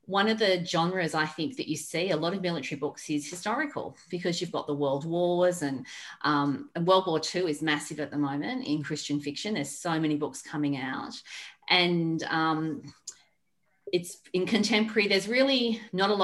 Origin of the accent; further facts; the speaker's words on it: Australia; I'm an Australian